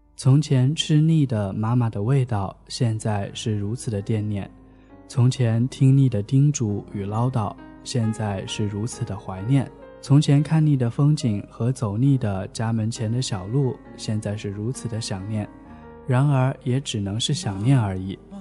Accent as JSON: {"language": "Chinese", "town": "Wuhan", "region": "Hubei", "country": "China", "said": "我家就在武汉"}